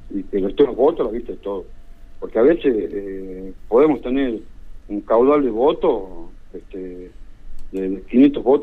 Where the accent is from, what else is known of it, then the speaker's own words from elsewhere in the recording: Cuba; somos todos cubanos o sea, no, no sé cuál puede pasar eh, lo contrario.